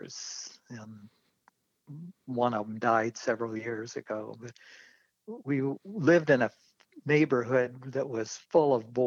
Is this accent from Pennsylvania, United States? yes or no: no; Normal, Illinois, United States; moved away; I grew up in central Illinois, the Twin Cities called Bloomington Normal